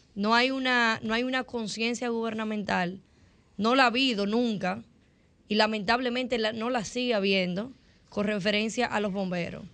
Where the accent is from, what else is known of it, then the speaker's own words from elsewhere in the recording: Dominican Republic; nosotros los dominicanos, y hablo de los dominicanos porque soy dominicana y aquí que vivo